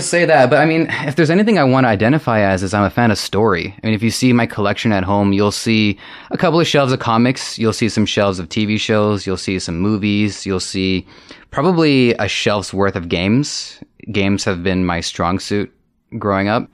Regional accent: Toronto, Ontario, Canada; I grew up here in Toronto

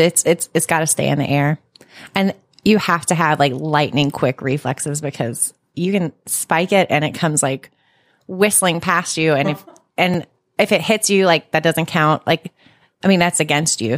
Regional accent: Charlotte, North Carolina, United States; I grew up in Charlotte, like, in North Charlotte near the Speedway

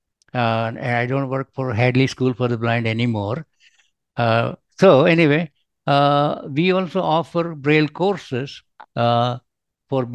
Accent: India; now in Hayward, United States; I live in the United States, but although I'm originally from India, I settled in America

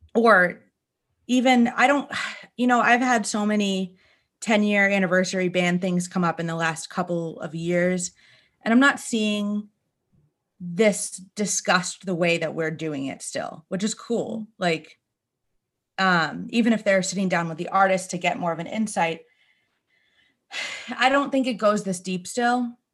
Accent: Northeast, United States; we grew up here in the Northeast

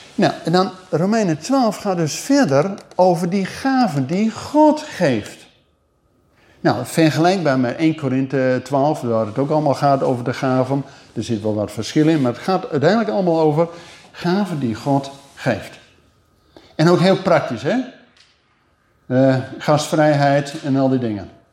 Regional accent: Netherlands; wij keken als Nederlanders

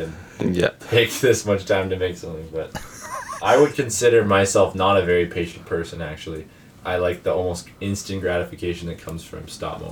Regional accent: Saskatchewan, Canada; we're two brothers from Saskatchewan in Canada

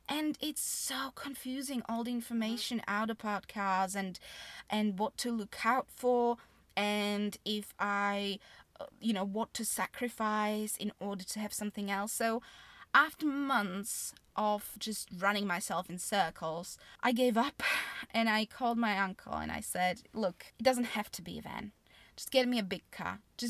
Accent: Slovakia; moved away as an adult; also born or lived in Austria; now in United Kingdom; originally I'm from Slovakia, but even though I spent 20 years there, I just don't feel Slovak.

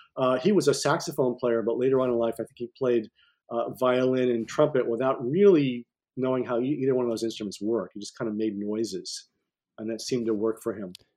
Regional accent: Cortland, New York, United States; also born or lived in Ithaca, New York; I grew up in Cortland, New York

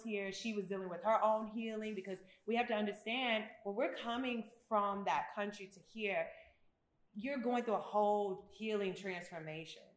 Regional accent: United States; moved away as an adult; also born or lived in Memphis, Tennessee / Chicago, Illinois / Atlanta, Georgia; now in Ghana; So I literally grew up in both, both Memphis and Chicago

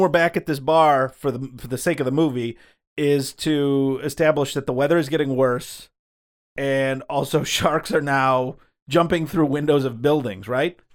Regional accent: Michigan, United States; We are from Michigan

